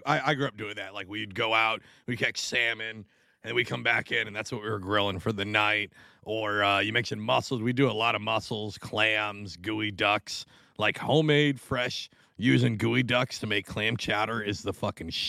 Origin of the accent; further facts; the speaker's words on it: Tacoma, Washington, United States; moved away as an adult; also born or lived in East Coast; I grew up in Tacoma.